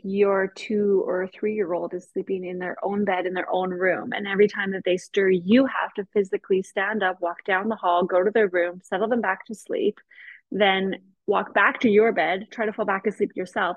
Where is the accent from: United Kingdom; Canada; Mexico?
Canada; moved away as an adult; now in Austria; I am Canadian. I grew up in Canada, um, you know, spent my 20s in Canada